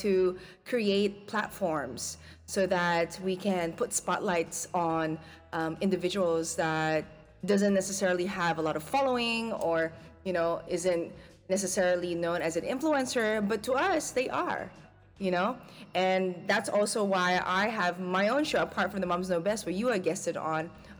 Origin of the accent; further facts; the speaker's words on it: Philippines; as a Filipina, you know, the Filipina trait is a singer, unfortunately, it skipped me.